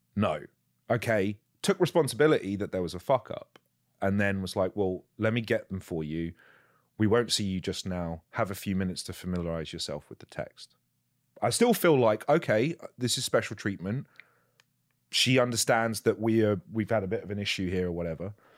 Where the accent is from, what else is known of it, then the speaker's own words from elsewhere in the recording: England, United Kingdom; I'm English